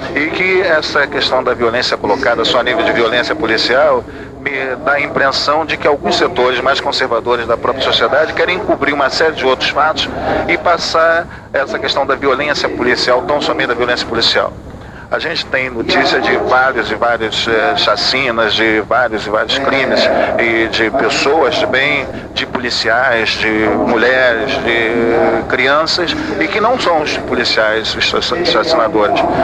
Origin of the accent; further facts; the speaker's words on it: Rio de Janeiro, Brazil; also born or lived in Parada de Lucas / Vigário Geral (subúrbio) / Jardim América; Eu sou oriundo do Morro do Turano, fui moleque do Morro do Turano, fui cria do subúrbio, morei no Brigado Geral, Jardim América